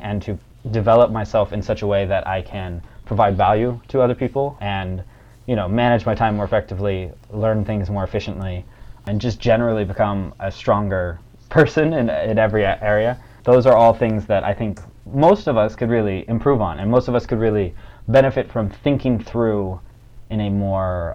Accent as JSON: {"language": "English", "town": "Long Beach", "region": "California", "country": "United States", "also_born_or_lived": "Korea / France", "moved": "as an adult", "lives_now": "Beijing, China", "said": "I'm also from Long Beach, but I currently live in Beijing."}